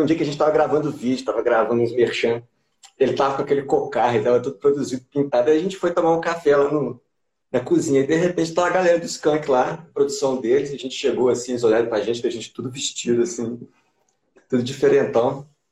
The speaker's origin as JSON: {"language": "Portuguese", "town": "Juiz de Fora", "region": "Minas Gerais", "country": "Brazil", "said": "sou de Juiz de Fora, mais conhecido como Anexo Carioca"}